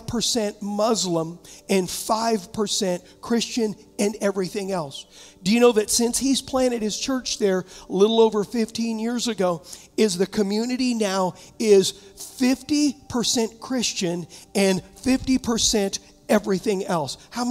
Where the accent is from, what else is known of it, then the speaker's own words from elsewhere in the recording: Huntington, United States; also born or lived in San Diego; now in Michigan, United States; I was raised in Huntington.